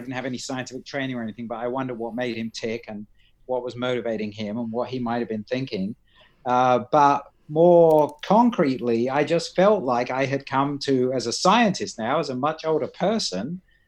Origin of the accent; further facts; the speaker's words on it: Shanklin, South East England, United Kingdom; also born or lived in Ryde / Edinburgh / Australia / Florida; now in United States; I grew up mainly in Shanklin